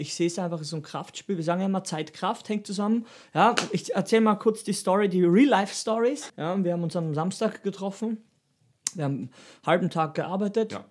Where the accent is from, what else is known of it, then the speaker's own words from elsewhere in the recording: Styria, Austria; da wo ich herkomme, aus der Steiermark